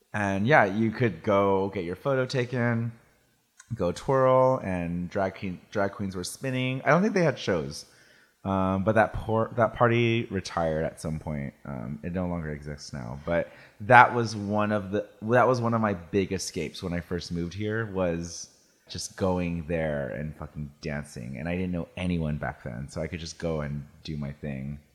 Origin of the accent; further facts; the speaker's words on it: Salinas, California, United States; now in San Francisco, United States; I grew up in Salinas